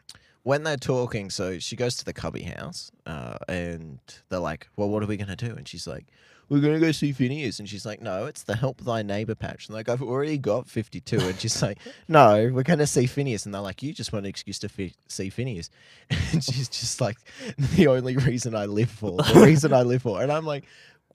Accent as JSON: {"language": "English", "country": "Australia", "said": "I don't know. I'm Australian. I can't count."}